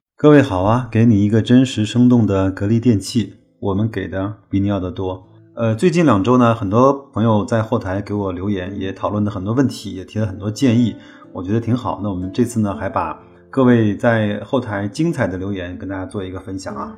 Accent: China; 我们中国人

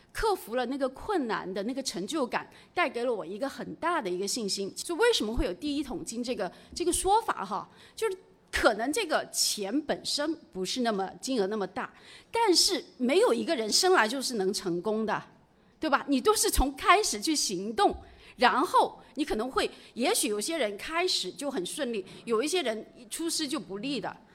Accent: Jiangxi, China; 我本身是出生在，呃 江西的一个很普通的家庭。然后我爸爸十岁就去世了。我，我，我曾经有一段时间家里是挺穷的

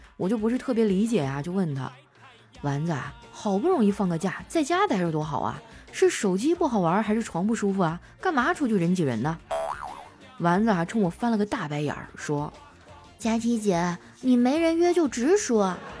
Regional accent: Heilongjiang, China; 我老家是黑龙江的嘛，不靠海，所以那次是我第一次吃海鲜

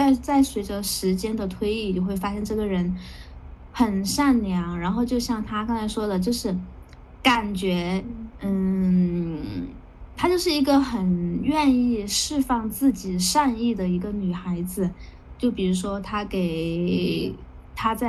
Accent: Guangdong, China; 真的要反省一下，身为一个广东人，居然没竟然没怎么穿过吊带。

